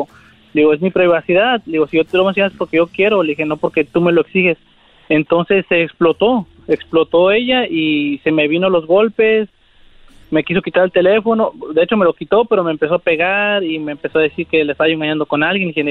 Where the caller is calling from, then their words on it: Coachella, California, United States; Les hablo aquí de, Cochela.